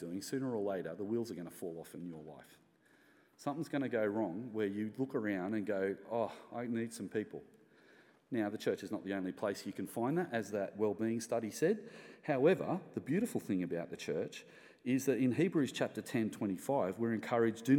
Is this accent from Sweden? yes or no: no; Australia; as Australian Christians